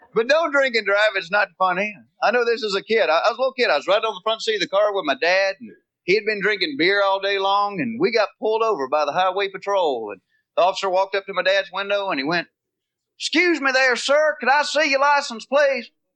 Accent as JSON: {"language": "English", "region": "the South", "country": "United States", "accent": "Southern", "said": "I am from the South."}